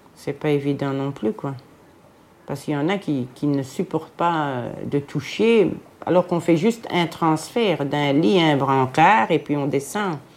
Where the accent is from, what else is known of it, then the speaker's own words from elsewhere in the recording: Jette, Brussels-Capital Region, Belgium; je viens de Jette, de Bruxelles, une ancienne Jettoise.